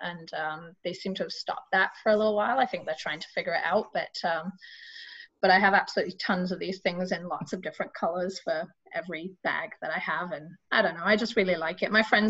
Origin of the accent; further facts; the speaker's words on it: England, United Kingdom; I'm English